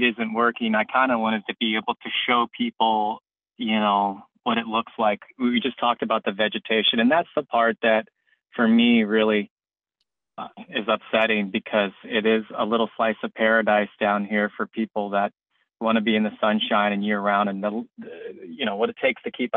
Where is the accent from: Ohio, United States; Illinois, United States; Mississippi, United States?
Ohio, United States; Central; moved away as an adult; now in Florida, United States; I've been in Florida for, it'll be 11 years this winter, and I'm from Central Ohio